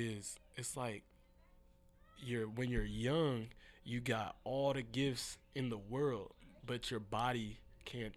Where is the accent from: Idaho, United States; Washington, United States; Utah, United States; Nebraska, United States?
Washington, United States; Seattle; I grew up in the Central District area in Seattle